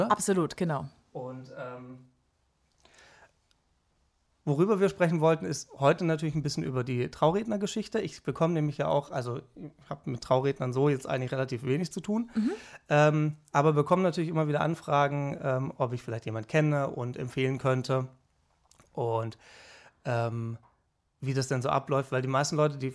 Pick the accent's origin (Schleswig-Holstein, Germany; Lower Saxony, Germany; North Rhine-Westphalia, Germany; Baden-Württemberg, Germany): Baden-Württemberg, Germany; now in Cologne, Germany; So, aber lustigerweise kommen wir beide aus Baden-Württemberg und ähm, dann findet man sich dann in Köln irgendwann wieder zusammen.